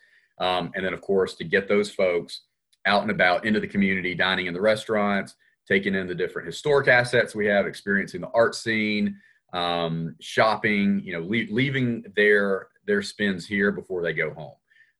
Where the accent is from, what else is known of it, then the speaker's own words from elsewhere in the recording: Georgia, United States; Yeah, I'm a born and raised Georgia peach. I feel like there's not too many of us that are actually born and raised in the Peach State that have stayed. But I am proud to call Georgia home, and particularly Roswell now.